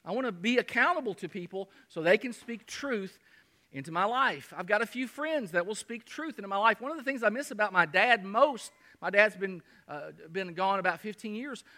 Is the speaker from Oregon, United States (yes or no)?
no; Kentucky, United States; moved away; also born or lived in Michigan / Artesia, New Mexico; my hometown of Kentucky